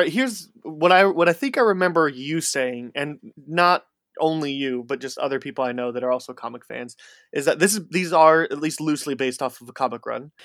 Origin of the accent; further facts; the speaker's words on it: outside Chicago, Illinois, United States; I grew up just outside Chicago